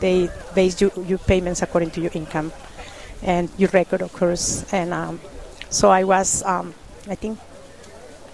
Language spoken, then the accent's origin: English; Mexico; moved away; also born or lived in California; I'm from Mexico